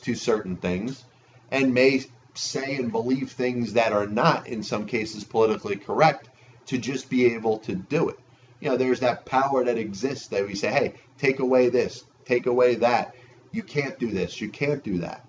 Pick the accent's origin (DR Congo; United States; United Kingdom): United States; I'm an American